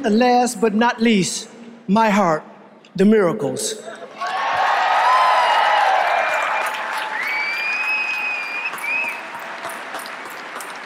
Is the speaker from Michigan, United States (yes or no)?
yes; Detroit, Michigan, United States; my hometown of Detroit